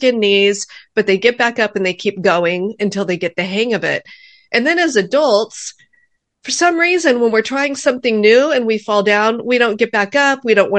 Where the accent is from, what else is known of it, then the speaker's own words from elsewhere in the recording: California, United States; Well, I was actually born and raised in Orange County, California.